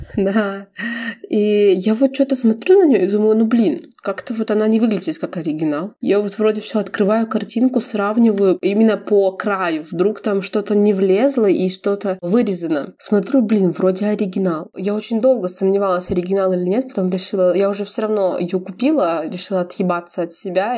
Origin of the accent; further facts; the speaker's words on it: Belarus; я из Беларуси